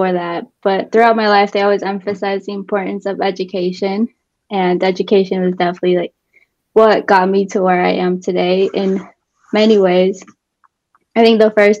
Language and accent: English; Colorado, United States; born or raised there